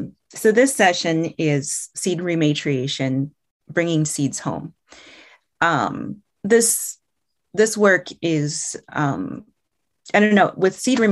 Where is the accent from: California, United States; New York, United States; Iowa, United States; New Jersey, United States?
Iowa, United States; First off, let me introduce myself. And I am from the Meskwaki tribe. Our community is located in central Iowa.